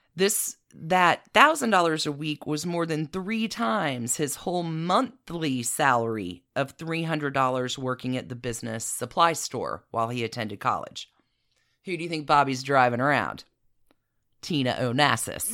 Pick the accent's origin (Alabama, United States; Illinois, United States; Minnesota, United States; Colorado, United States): Alabama, United States; Anniston; my hometown in Anniston